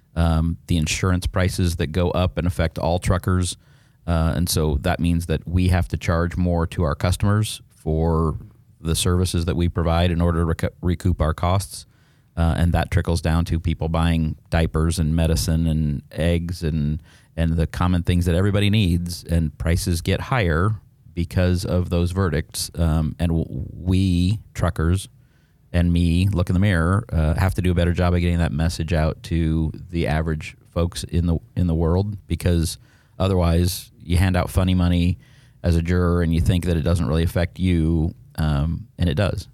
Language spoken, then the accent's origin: English; Neely, Nebraska, United States; moved away as an adult; also born or lived in Boston / Kansas City; I grew up in a town of fifteen hundred people in rural Nebraska.